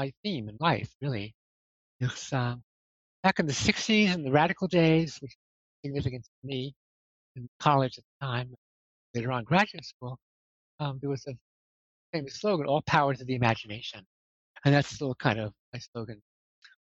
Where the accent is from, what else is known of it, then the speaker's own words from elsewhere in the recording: Poughkeepsie, New York, United States; also born or lived in Brooklyn, New York / Amsterdam / London; now in Rhinebeck, United States; I was born in Brooklyn in 1945 and lived there till I was, nine. And then we moved to Kipps, New York, and that's the place I consider home, even though certainly Brooklyn was home too, but I just feel Poughkeepsie is the place I grew up in, really